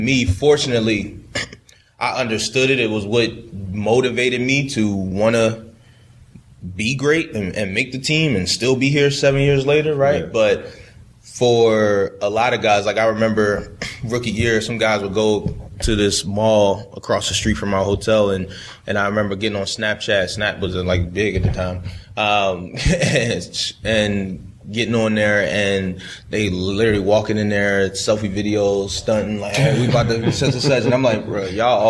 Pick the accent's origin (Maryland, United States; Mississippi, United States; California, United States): Maryland, United States; Baltimore; And I remember, like I said, I grew up in Baltimore, that purple and black